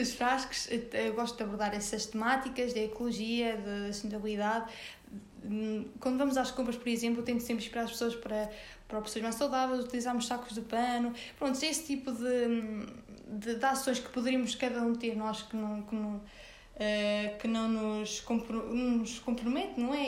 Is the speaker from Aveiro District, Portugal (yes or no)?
no; Sernancelhe, Viseu, Portugal; moved away as an adult; now in Viseu, Portugal; Eu sou de Sernancelha, de uma pequena aldeia de lá.